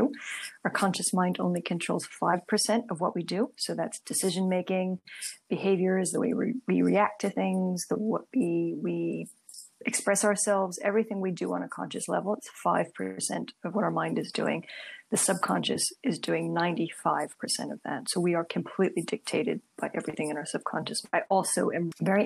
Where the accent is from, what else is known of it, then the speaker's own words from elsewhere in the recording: Princeton, New Jersey, United States; moved away as an adult; now in London, United Kingdom; I'm from Princeton, New Jersey originally, but I've lived in London for over 13 years now